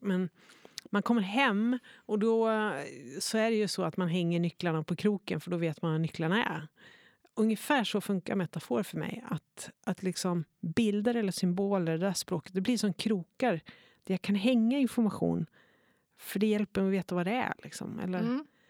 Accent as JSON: {"language": "Swedish", "region": "Norrland", "country": "Sweden", "moved": "yes", "said": "jag är norrlänning, men det är ju inte sant. Jag har inte bott i Norrland på 30 år"}